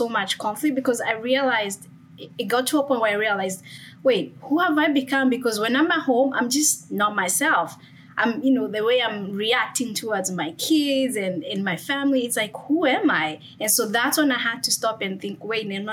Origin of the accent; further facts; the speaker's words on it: Kenya; moved away as an adult; now in United States; born and raised in Kenya, and then I immigrated to the U.S. to pursue my education and also my career.